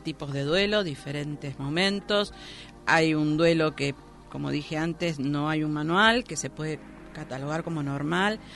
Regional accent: Argentina

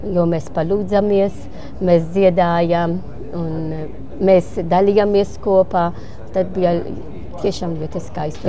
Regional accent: Malta; Latvian is a second language; now in Latvia; Es esmu no Maltas

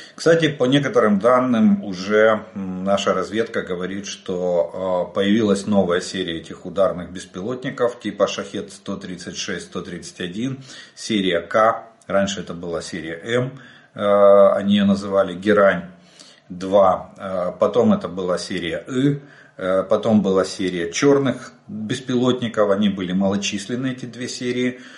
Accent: Ukraine; мы из Украины

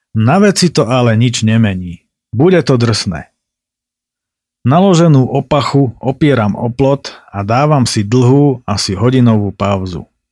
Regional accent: Tatranská Lomnica, Prešov Region, Slovakia; Z Tatranskej Lomnice, vravím

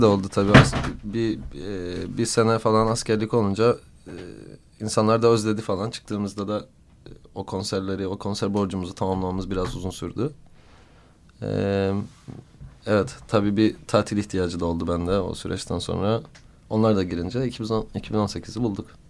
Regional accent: Cyprus; bir Kıbrıslı olarak

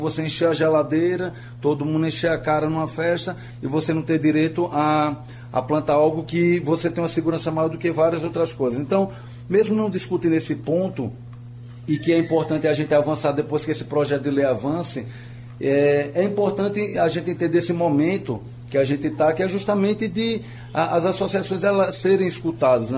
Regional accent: Aracaju, Sergipe, Brazil; eu sou de Aracaju

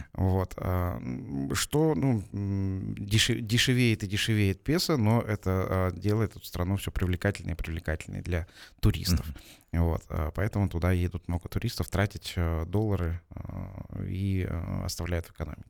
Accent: Almaty, Kazakhstan; я алматинец уже в четвертом поколении, для нас, для алматинцев, такие землетрясения это, собственно, не в новинку.

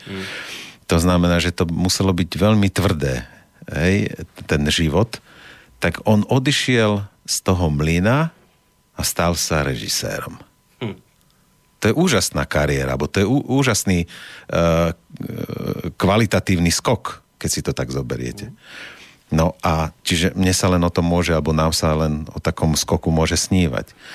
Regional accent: Slovakia; sme hrdí Slováci

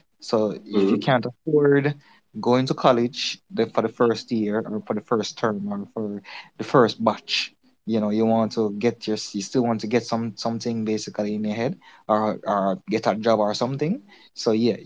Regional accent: Jamaica; I'm from Jamaica

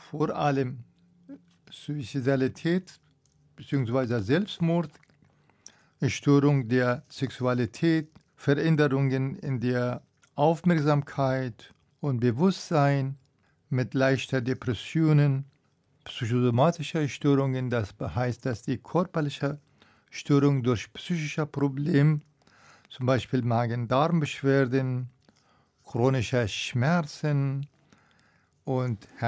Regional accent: Afghanistan; ich komme aus Afghanistan.

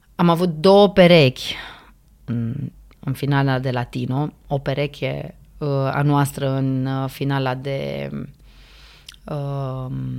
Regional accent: Romania; noi ca români

